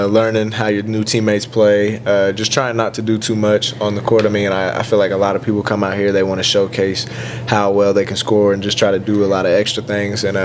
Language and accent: English; Terre Haute, Indiana, United States; moved away as an adult; that's in my hometown